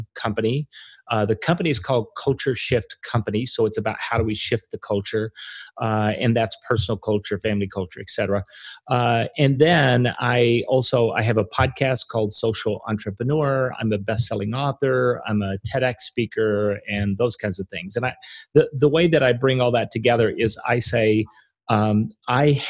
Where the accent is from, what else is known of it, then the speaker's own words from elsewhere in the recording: Arkansas, United States; I grew up in Arkansas.